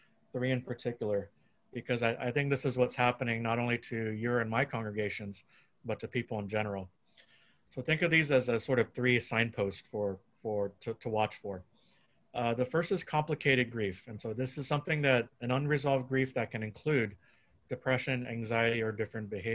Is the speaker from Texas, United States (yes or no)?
yes; Texas, United States; now in California, United States; I grew up in Texas